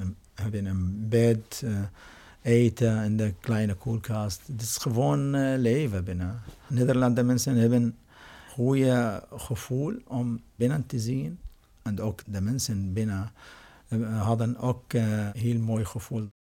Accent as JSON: {"language": "Dutch", "country": "Syria", "second_language": "Dutch", "moved": "yes", "lives_now": "Netherlands", "said": "ik kom uit Syrië."}